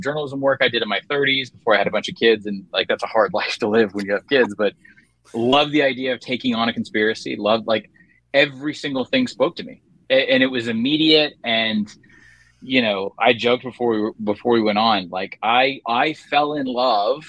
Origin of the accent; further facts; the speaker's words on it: Prince William County, Virginia, United States; moved away; also born or lived in Georgia; I grew up in Prince William County, Virginia